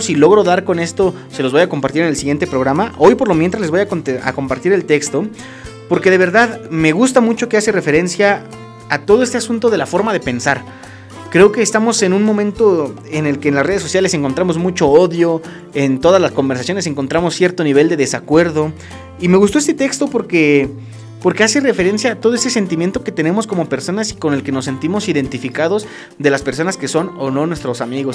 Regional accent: Mexico

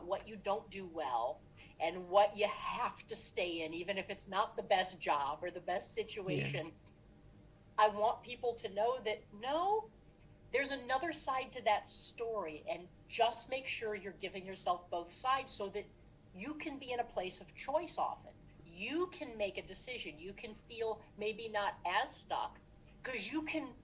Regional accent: Cleveland, Ohio, United States; I grew up in the Cleveland area, stayed in the Cleveland area to go to college

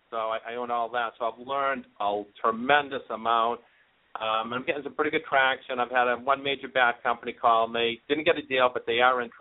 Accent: Boston, Massachusetts, United States; accent: thick Boston; I'm from Boston, so I apologize up front if uh, I have that thick Boston accent.

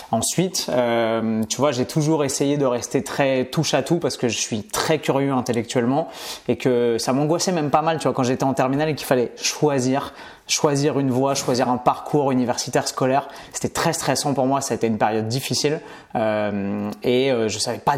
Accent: Paris, Île-de-France, France; born there; also born or lived in Bastia / Montpellier / Nice / Orléans; J'ai énormément bougé, seulement en France métropolitaine. Euh, mais tu vois, j'ai habité, je suis né à Paris et ensuite j'ai habité à Bastia, à Montpellier, à Nice, à Orléans, à Clermont-Ferrand.

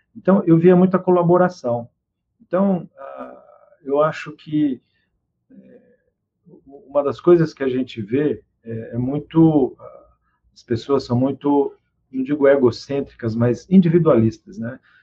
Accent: Presidente Prudente, São Paulo, Brazil; moved away; Eu sou do interior de São Paulo, Presidente Prudente.

